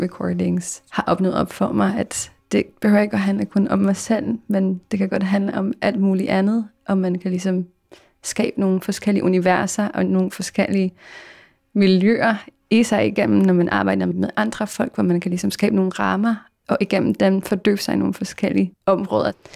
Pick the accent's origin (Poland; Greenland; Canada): Poland; accent: Polish; Danish is a second language; now in Denmark; jeg kunne høre min egen polsk accent